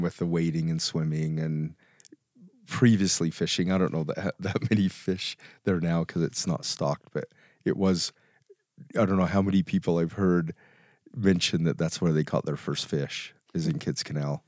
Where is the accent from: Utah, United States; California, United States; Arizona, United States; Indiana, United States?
Utah, United States; Vernal; I grew up in Vernal